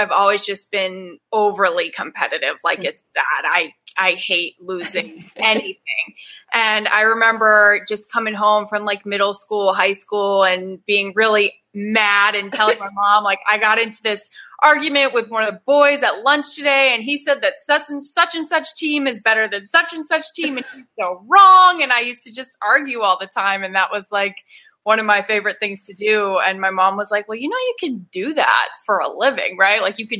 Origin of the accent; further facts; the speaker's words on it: Charlotte, North Carolina, United States; also born or lived in Maryland; I was born in Maryland. We moved all over the place, too many places to even list. I grew up in Charlotte, North Carolina. And then I kind of just got on 77 and went south.